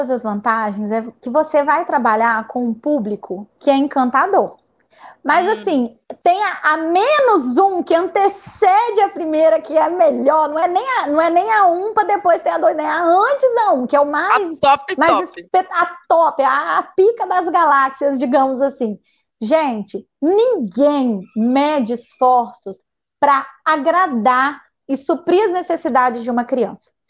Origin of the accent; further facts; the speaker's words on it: Muniz Freire, Espírito Santo, Brazil; eu não voto aqui não, eu voto lá no Muniz Freire ainda, porque eu vim de Muniz Freire, né?